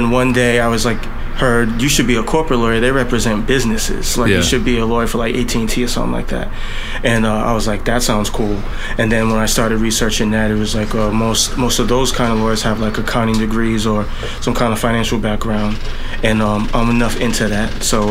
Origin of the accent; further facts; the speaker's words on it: Boston, Massachusetts, United States; also born or lived in Providence; Well, I was born in Providence, and then I lived in Back Bay for like most of the time, like pretty close to Berkeley and to Fenway Park and all of that.